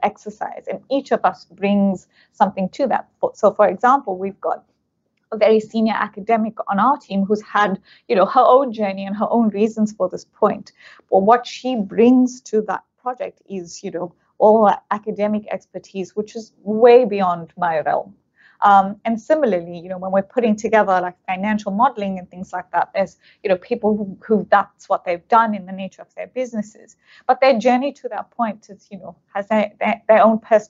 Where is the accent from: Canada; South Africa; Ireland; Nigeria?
South Africa; now in Australia; I'm South African of Indian origin, and I grew up in apartheid South Africa